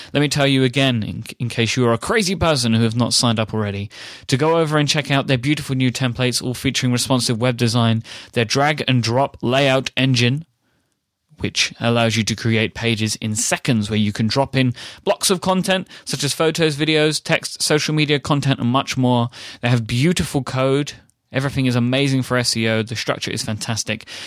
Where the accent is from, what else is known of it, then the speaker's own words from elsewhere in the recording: London, United Kingdom; accent: posh; I grew up in um, East London, mm-hmm. my whole life and was always considered to have less of a Cockney accent than my peers.